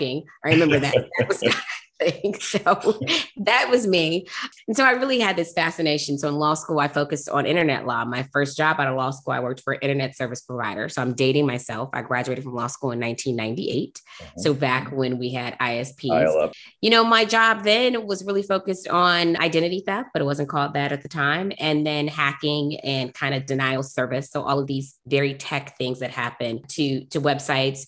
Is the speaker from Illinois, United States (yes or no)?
no; Detroit, Michigan, United States; I grew up in Detroit, Michigan